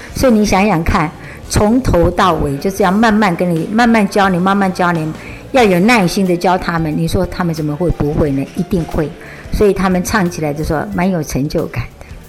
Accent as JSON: {"language": "Chinese", "country": "Taiwan", "said": "我现在脾是台湾人，股市客家人"}